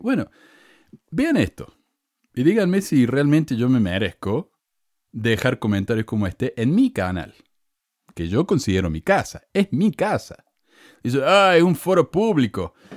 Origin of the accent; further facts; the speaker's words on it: Córdoba, Argentina; accent: Cordobés; moved away as an adult; also born or lived in Provo, Utah; now in United States; Obvio que tengo acento cordobés, soy de Córdoba. Y estoy acá hace 20 años en este país.